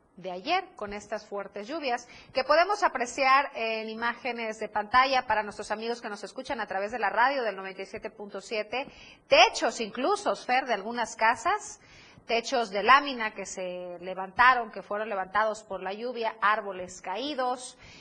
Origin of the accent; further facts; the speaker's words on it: Chiapas, Mexico; como buena chiapaneca